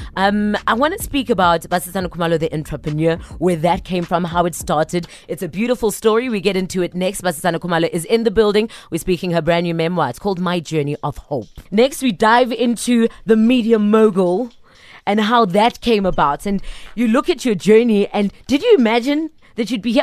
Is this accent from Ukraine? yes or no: no; Soweto, Gauteng, South Africa; I'm from Soweto